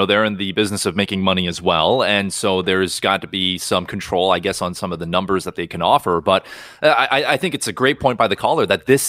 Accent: Surrey, British Columbia, Canada; I grew up in Cloverdale

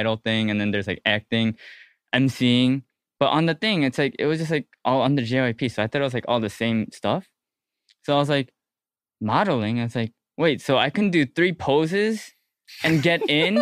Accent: Hoffman Estates, Illinois, United States; I'm from Hoffman Estates, no one really knows where that is

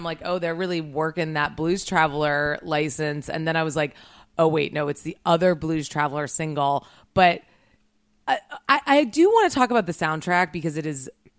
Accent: U.S. Virgin Islands; moved away as an adult; also born or lived in Connecticut; now in Los Angeles, United States; I am from St. Croix in the Virgin Islands

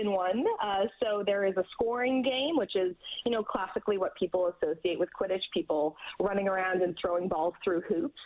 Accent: Edmonton, Alberta, Canada; Edmonton being my hometown

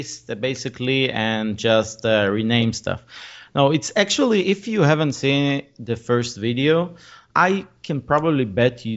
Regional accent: Israel; I'm from Israel, so I do it mainly here in Israel

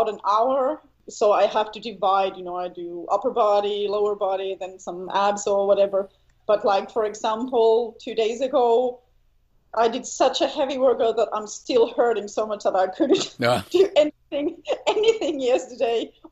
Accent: Helsinki, Uusimaa, Finland; also born or lived in eastern Finland; I'm from Helsinki, so in Finland. And yeah, I grew up there. Kind of, how would you call it, maybe suburb. So not in the city, but maybe like 30 minutes from the city.

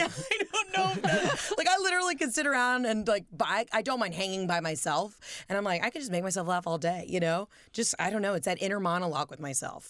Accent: the South, United States; we're both from the South

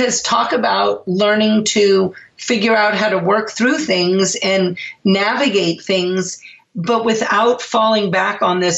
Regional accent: New Orleans, Louisiana, United States; moved away as an adult; now in Seattle, United States; I'm actually from New Orleans and we had lived in New Orleans forever, my whole entire life.

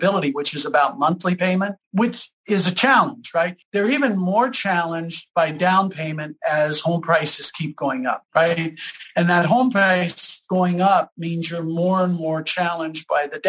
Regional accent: Lima, Ohio, United States; I grew up in Lima, Ohio.

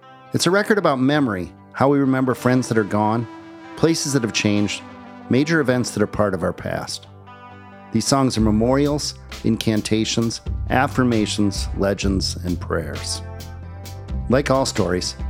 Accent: Minneapolis, Minnesota, United States; my hometown of Minneapolis

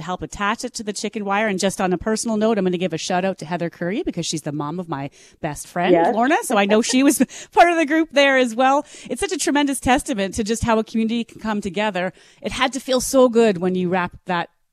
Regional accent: Minnedosa, Manitoba, Canada; my hometown

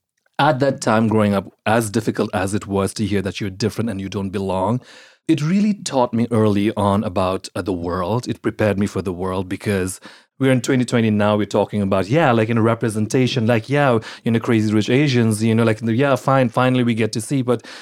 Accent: Nepal; also born or lived in Singapore / India / London / Australia; So I was born in Singapore. I grew up in Nepal and lived in India, London, Australia, and then I came here. I grew up primarily in Nepal and India

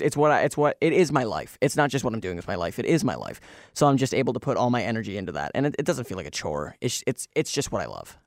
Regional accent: Kelowna, British Columbia, Canada; Kelowna, my hometown

